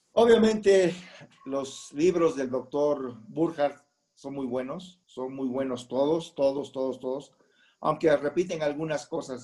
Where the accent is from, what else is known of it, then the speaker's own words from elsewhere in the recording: Puerto Escondido, Oaxaca, Mexico; moved away as an adult; now in Mexico City, Mexico; soy nacido en la Ciudad de México y a la edad de nueve años nos fuimos a radicar a Puerto Escondido, Oaxaca